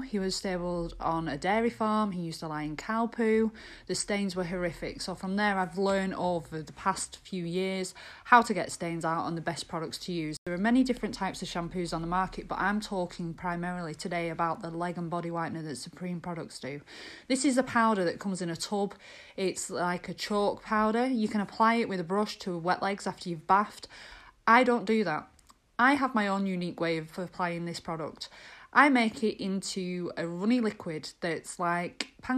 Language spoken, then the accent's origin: English; Lancashire, North West England, United Kingdom; I'm from Lancashire.